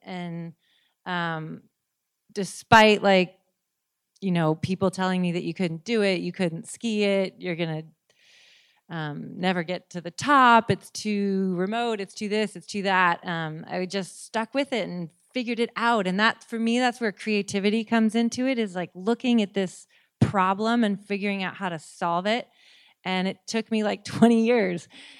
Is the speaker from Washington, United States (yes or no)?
yes; Seattle, Washington, United States; And I grew up in Seattle. I'd spent my whole life in the water, but I'd never actually swam anywhere.